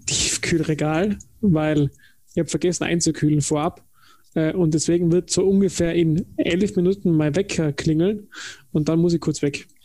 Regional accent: Tyrol, Austria; ich komme aus Tirol

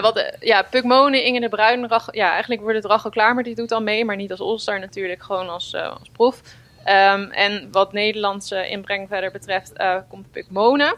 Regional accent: Netherlands

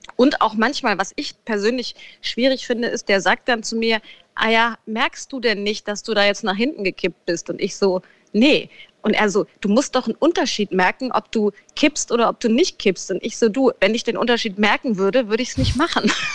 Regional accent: Frankfurt, Hesse, Germany; in Frankfurt übrigens, wo ich ja immer noch wohne

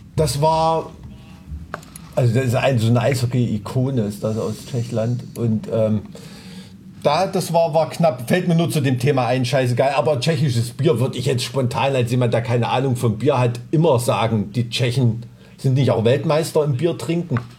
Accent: Thuringia, Germany; ich bin ja ein Thüringer Junge, ich bin mit Wurst aufgewachsen

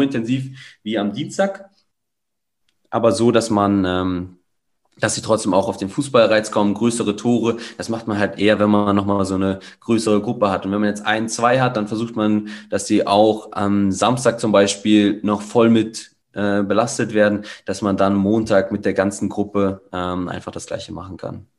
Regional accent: Kassel, Hesse, Germany; also born or lived in Cologne, Germany; now in Salzburg, Austria; geboren in Kassel, achtundzwanzig Jahre

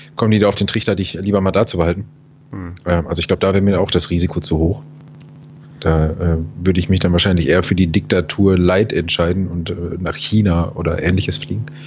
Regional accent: Germany; mein deutsches Gehirn

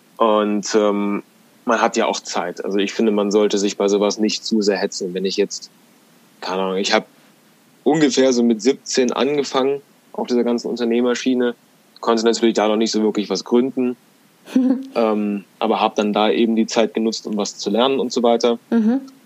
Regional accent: Göttingen, Lower Saxony, Germany; bei uns in Göttingen, wo wir herkommen

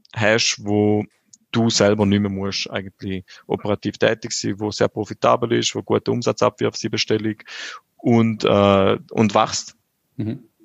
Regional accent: St. Gallen, Switzerland; ich bin vor 32 Jahren in St. Gallen auf die Welt gekommen

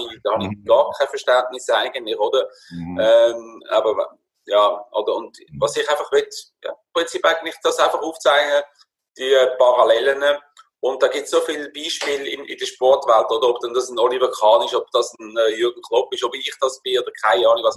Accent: Würenlos, Aargau, Switzerland; moved away as an adult; now in Spain; ich bin aufgewachsen in Würlos, in ganz einfachen

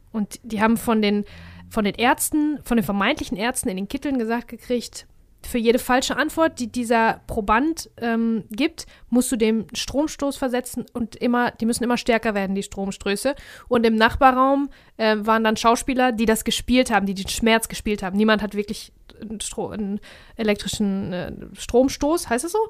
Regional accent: Germany; wir nun mal Deutsche sind.

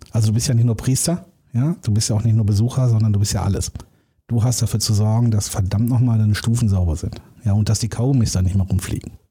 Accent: Dortmund, North Rhine-Westphalia, Germany; ich bin ja im Ruhrgebiet geboren, so Dortmunder Jung

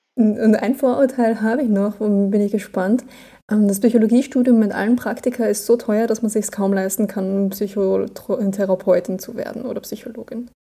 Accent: Austria; ich bin Österreicherin. Ich glaube, bei uns heißt das alles nochmal anders

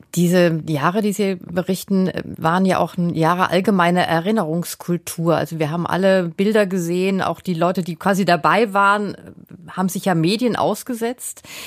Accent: Germany; wir tendieren ja als Deutsche

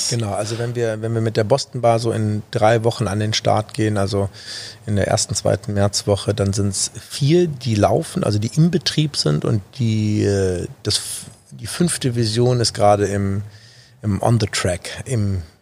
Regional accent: Düsseldorf, North Rhine-Westphalia, Germany; Vor allen Dingen, weil es meine Heimat ist. Und das ist auch der Grund, warum ich mich auf Düsseldorf äh, aktuell beschränke

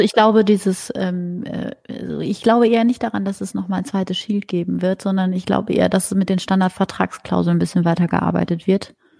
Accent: Germany; bei uns in Deutschland

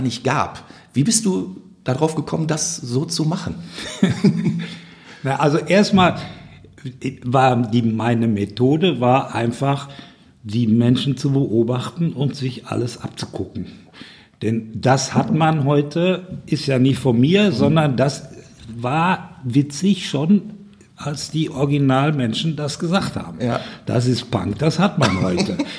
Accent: Ruhr area, North Rhine-Westphalia, Germany; bei uns im Ruhrgebiet

